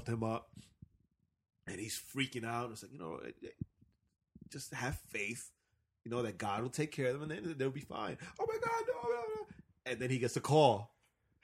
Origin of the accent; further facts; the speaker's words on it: New York, United States; also born or lived in Marietta, Georgia; now in Georgia, United States; me as a New Yorker.